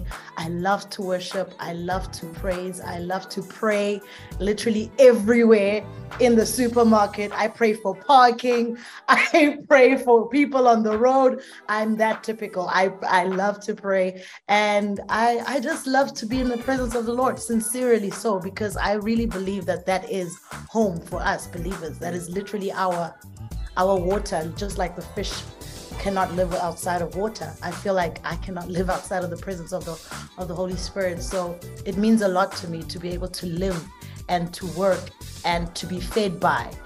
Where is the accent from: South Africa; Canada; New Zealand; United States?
South Africa; I'm from South Africa, born and raised, and I'm a pastor's child.